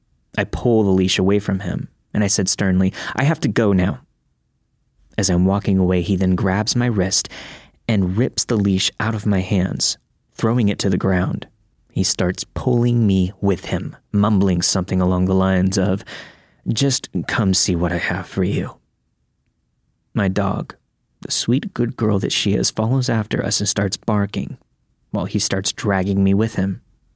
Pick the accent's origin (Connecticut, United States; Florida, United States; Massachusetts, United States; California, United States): Florida, United States; I grew up in Florida, so I wasn't used to seeing piles of autumn leaves.